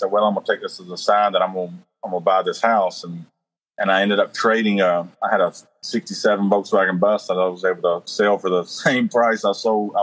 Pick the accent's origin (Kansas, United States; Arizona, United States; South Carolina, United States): South Carolina, United States; Myrtle Beach; I grew up in Myrtle Beach, where in a little campground right on the beach.